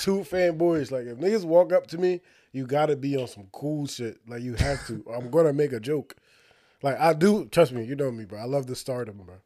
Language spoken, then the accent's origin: English; Union, New Jersey, United States; moved away as an adult; also born or lived in Irvington, New Jersey; now in South Jersey, United States; we lived Like, in Union